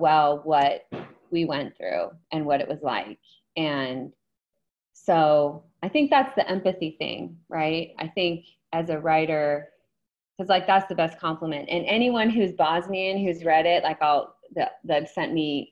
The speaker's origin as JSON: {"language": "English", "region": "New York", "country": "United States", "tie": "born or raised there", "said": "I grew up on the East Coast in New York and upstate, and I was picturing like the basement I had growing up"}